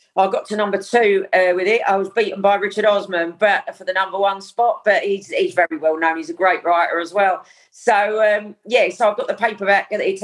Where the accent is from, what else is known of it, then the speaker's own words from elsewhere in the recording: Dagenham, London, United Kingdom; I grew up in Dagenham.